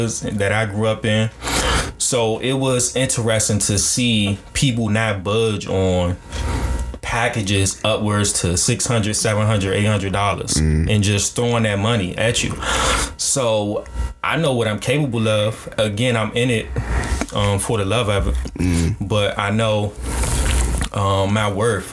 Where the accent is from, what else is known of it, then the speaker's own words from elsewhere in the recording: United States; black kids growing up in America